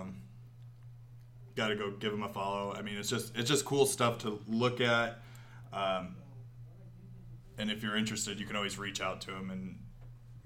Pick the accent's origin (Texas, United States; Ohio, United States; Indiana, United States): Indiana, United States; Hoagland; we're from Poe, Hoagland area